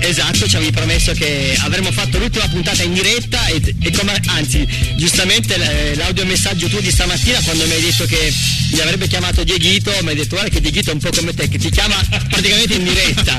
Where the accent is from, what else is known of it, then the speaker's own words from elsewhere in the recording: Apulia, Italy; accent: pugliese (Apulian); l'ho detto in modo pugliese